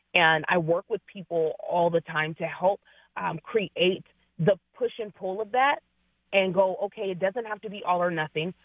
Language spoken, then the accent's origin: English; Seattle, Washington, United States; I am uh, born and bred in the Seattle area